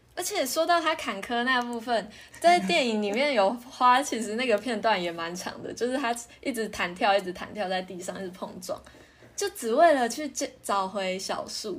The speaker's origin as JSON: {"language": "Chinese", "country": "Taiwan", "said": "我们台湾人真的会觉得动画好像就是小孩子看的"}